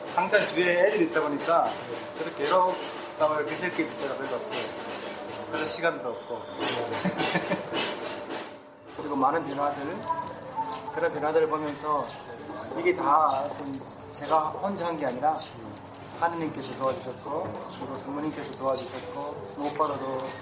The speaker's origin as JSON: {"language": "Korean", "country": "South Sudan", "tie": "born or raised there", "second_language": "Korean", "moved": "yes", "lives_now": "South Korea"}